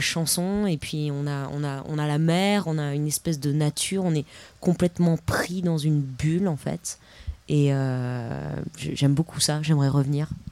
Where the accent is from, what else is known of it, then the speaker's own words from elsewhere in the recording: Paris, Île-de-France, France; je viens d'un peu de loin, je viens de, de Paris.